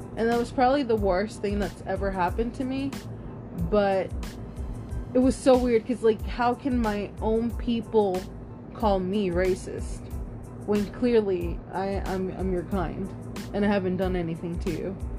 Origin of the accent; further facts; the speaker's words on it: Austin, Texas, United States; also born or lived in Round Rock, Texas; I grew up in Austin, Texas